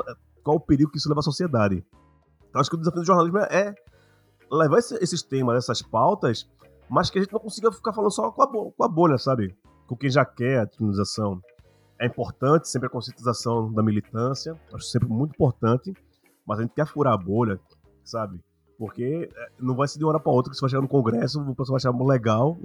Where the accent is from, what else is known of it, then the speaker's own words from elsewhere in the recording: Recife, Pernambuco, Brazil; Eu sou de Pernambuco, sou de Recife